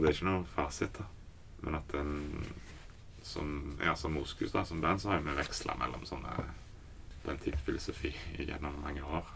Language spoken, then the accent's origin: Norwegian; Haugesund, Rogaland, Norway; Jeg vokste opp i Haugesund